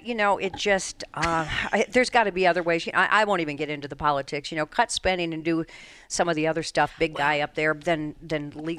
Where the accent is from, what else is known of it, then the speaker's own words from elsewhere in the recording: Colorado, United States; now in Connecticut, United States; my home state of Colorado.